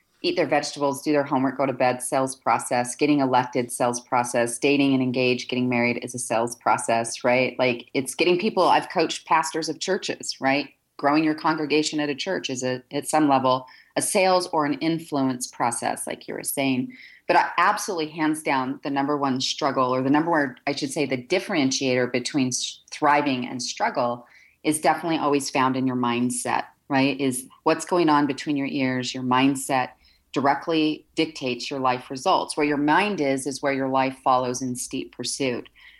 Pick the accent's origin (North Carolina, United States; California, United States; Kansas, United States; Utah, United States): Utah, United States; Salt Lake City; I'm, you know, based here and born and raised in Salt Lake City, Utah